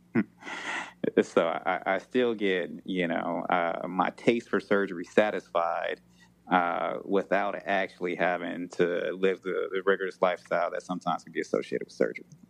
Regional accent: Chicago, Illinois, United States; growing up in Chicago

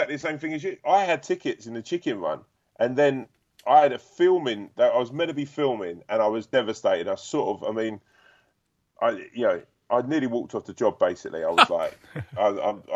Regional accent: England, United Kingdom; I watched that as an Englishman

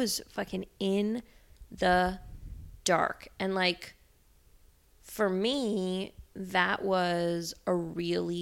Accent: New York, United States; I grew up in the New York art world

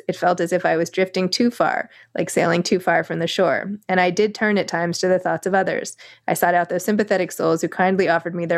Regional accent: New York, United States; I'm a New Yorker

